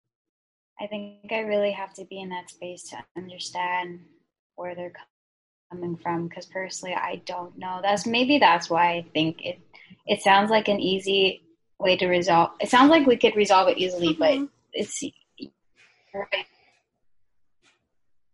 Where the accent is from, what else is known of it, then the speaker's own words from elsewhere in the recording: Hawaii, United States; I was born and raised in the United States, but I'm still Filipina